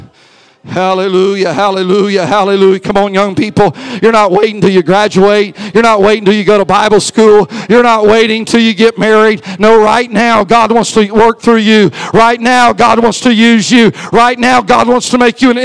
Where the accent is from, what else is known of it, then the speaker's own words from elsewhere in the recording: St. Louis, Missouri, United States; I'm her son. I'm from St. Louis